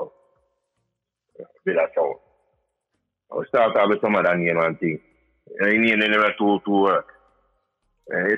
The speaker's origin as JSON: {"language": "English", "town": "East Orange", "region": "New Jersey", "country": "United States", "said": "we're from East Orange."}